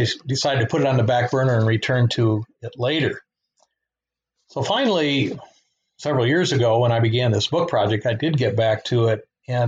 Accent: Grand Rapids, Michigan, United States; also born or lived in Nigeria / Durham, North Carolina; I was born and raised in West Michigan here in the Grand Rapids area, except for a number of years that I spent in West Africa as part of a missionary family in the country of Nigeria

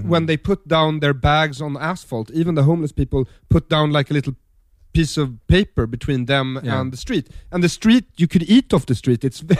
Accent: Sweden; I come from Sweden. It's a well-ordered, social democratic, yes, very clean country, conformist, consensus-seeking, passive-aggressive, socially demure people.

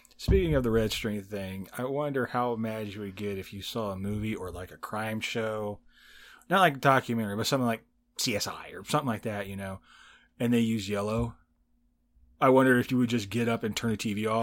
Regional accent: Indiana, United States; accent: Southern; also born or lived in Texas; I grew up in Indiana, and I was like, I don't have a Southern

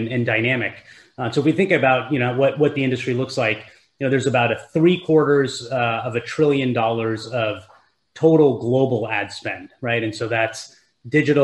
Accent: Silicon Valley, California, United States; I grew up here in Silicon Valley

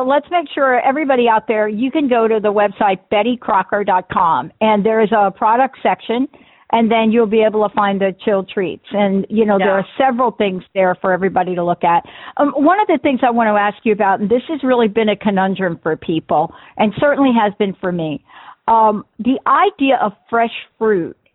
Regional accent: East Coast, United States; now in Seattle, United States; growing up on the East Coast

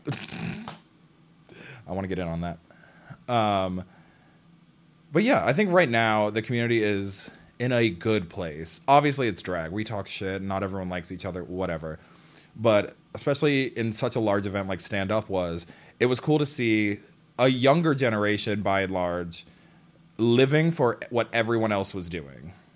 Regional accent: Seattle, Washington, United States; I am from Seattle

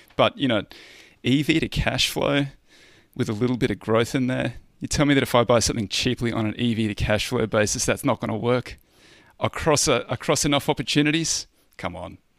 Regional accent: Australia; I'm a Australian

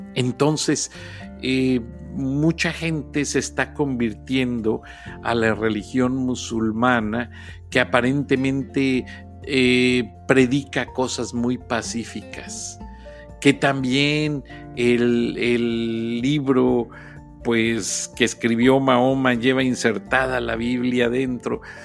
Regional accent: Guanajuato, Mexico; also born or lived in United States; yo soy guanajuatense y lo digo con propiedad. Yo pago mis impuestos en Guanajuato, yo crecí en Guanajuato

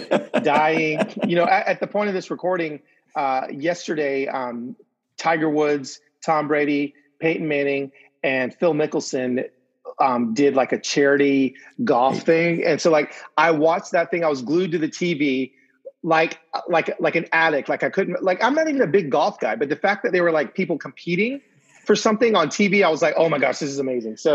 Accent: Venezuela; I'm from Venezuela.

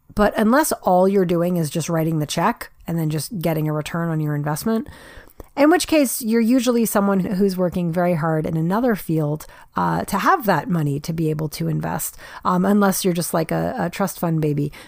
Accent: New York, United States; I was actually born and raised in New York

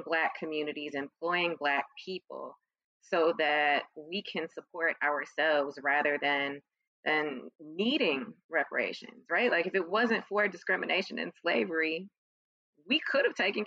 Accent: Chicago, Illinois, United States; when I was growing up in Chicago

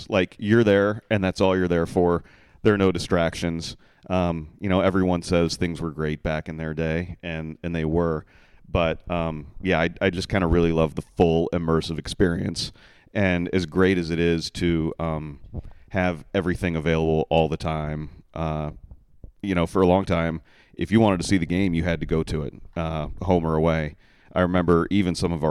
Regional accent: Johnson County, Kansas, United States; I grew up in the Kansas City area in Johnson County

